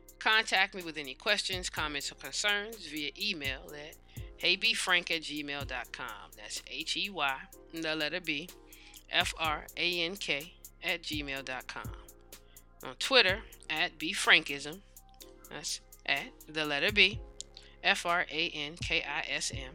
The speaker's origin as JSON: {"language": "English", "country": "United States", "said": "we, as American citizens"}